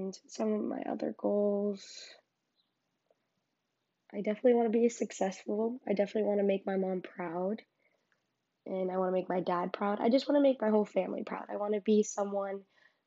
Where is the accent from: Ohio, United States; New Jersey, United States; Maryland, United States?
New Jersey, United States; Garfield; I'm from Garfield, because that's where I was raised.